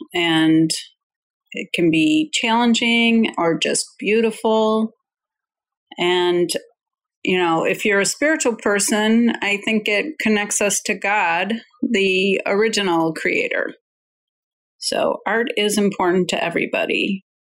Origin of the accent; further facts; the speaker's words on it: Los Angeles, California, United States; I am from East Los Angeles